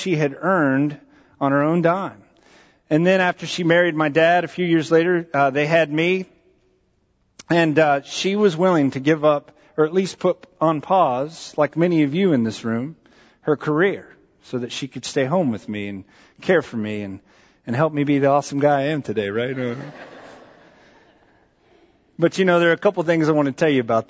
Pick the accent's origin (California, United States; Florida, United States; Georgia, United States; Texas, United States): Texas, United States; San Antonio; also born or lived in Maryland; We were living in Maryland when I was in elementary school, and we moved to Texas